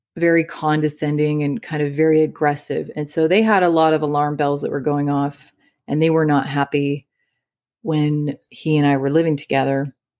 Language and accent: English; Midwest, United States; moved away; I came from the Midwest